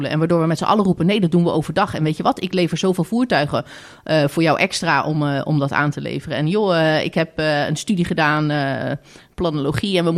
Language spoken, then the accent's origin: Dutch; Netherlands; zijn we misschien te nuchter als Nederlander?